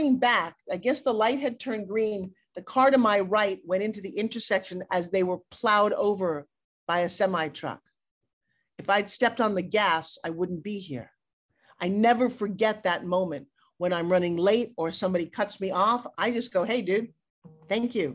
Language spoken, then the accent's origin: English; New York, United States; I'm from New York